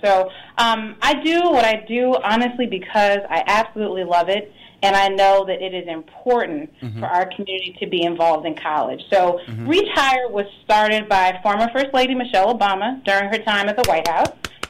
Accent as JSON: {"language": "English", "town": "Washington", "region": "District of Columbia", "country": "United States", "said": "I'm from Washington, D.C."}